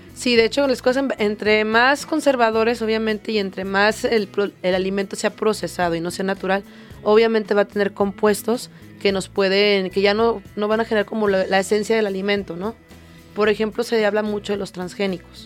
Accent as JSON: {"language": "Spanish", "country": "Mexico", "said": "como población mexicana"}